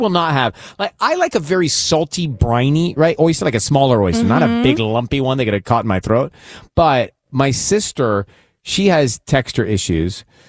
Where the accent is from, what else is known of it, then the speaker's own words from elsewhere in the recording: Georgia, United States; moved away; growing up in Georgia, we'd have shrimp and grits.